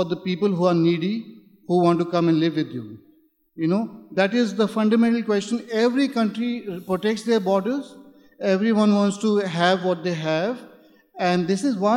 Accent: India; moved away; I'm from India.

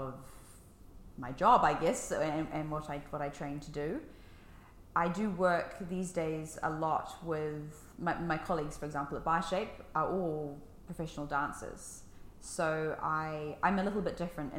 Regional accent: New Zealand; accent: New Zealand; moved away as an adult; also born or lived in Levallois, France / United Kingdom; now in Paris, France; I lived in the UK until I was 10. And then my family thought it would be a fun idea to move to New Zealand, which is where my mum originally is from, just to see what life would be like over there. We were only going to stay for a year. 16 and a half years later, I was still there.

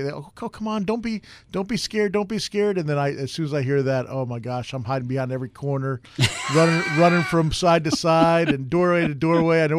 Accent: New York, United States; moved away; I'm originally from New York

